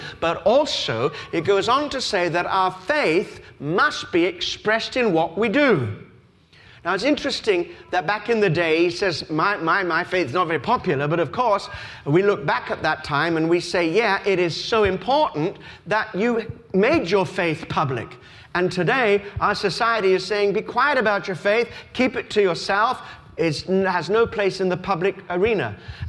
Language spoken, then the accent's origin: English; Australia; I told you that I was brought up in Australia